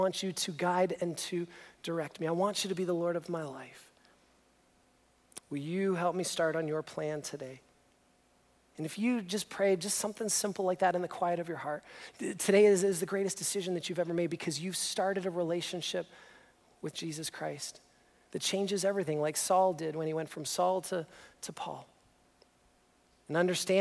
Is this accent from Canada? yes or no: yes; just outside of Toronto, Ontario, Canada; we grew up just outside of Toronto